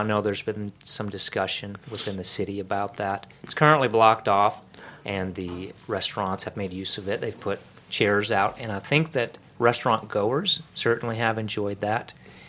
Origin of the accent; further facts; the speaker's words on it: Brookings, South Dakota, United States; also born or lived in Dallas, Texas / Minnesota; now in Gainesville, United States; I grew up in South Dakota, but I'm from Dallas.